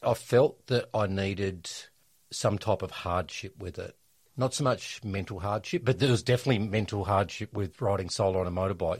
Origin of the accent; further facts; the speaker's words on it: Perth, Western Australia, Australia; Perth, my hometown